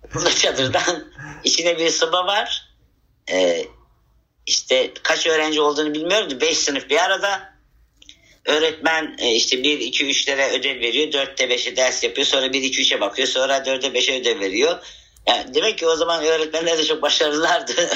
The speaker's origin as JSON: {"language": "Turkish", "town": "Havza", "region": "Samsun", "country": "Turkey", "tie": "born or raised there", "said": "Samsun ilinin Havza ilçesinin Hilmiye adında bir dağ köyünde toprak evde doğmuşum."}